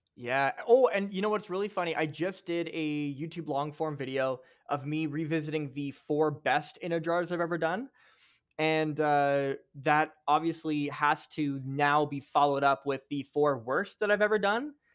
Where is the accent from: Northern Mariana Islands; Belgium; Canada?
Canada; you and I, as Canadian TikTok creators